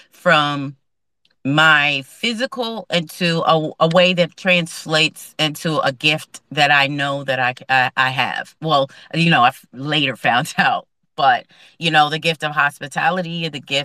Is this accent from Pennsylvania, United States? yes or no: yes; Philadelphia, Pennsylvania, United States; also born or lived in New York; I'm from Philly, so I'm here for the East Coast vibe. I'm born and raised in Philly.